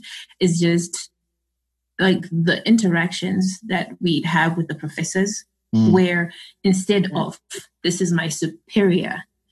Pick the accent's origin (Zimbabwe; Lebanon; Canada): Zimbabwe; I'm from Zimbabwe.